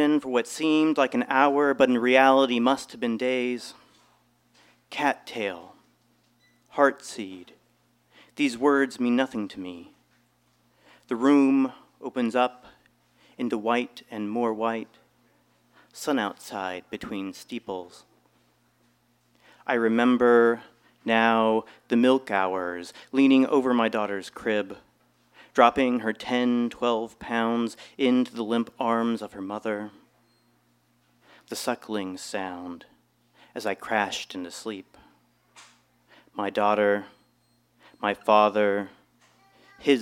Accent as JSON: {"language": "English", "region": "Kentucky", "country": "United States", "tie": "born or raised there", "also_born_or_lived": "Long Beach, California", "said": "I spent most of my life in Kentucky."}